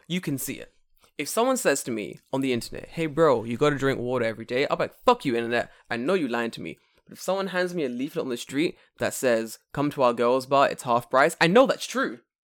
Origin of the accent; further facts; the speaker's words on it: United Kingdom; now in Japan; I'm from the U K